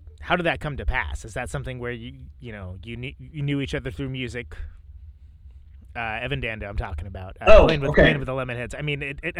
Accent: West Coast, United States; born and bred on the West Coast

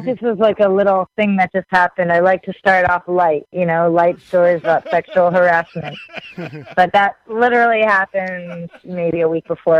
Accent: Haddonfield, New Jersey, United States; born or raised there; moved away

